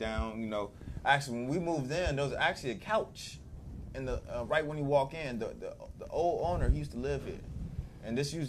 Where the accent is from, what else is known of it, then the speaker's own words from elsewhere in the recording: Birmingham, Alabama, United States; We're, you know, we're from Birmingham, Alabama. He's from Selma. I'm from Birmingham, you know, Birmingham.